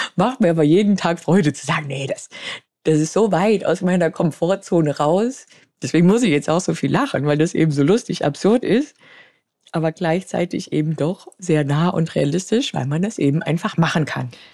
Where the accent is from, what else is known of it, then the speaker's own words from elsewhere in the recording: Munich, Bavaria, Germany; Ich bin 38 Jahre alt, gebürtig aus München